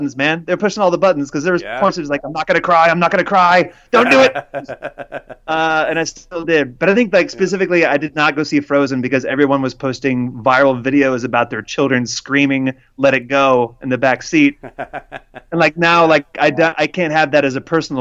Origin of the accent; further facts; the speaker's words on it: Jacksonville, Florida, United States; I grew up in Jacksonville, Florida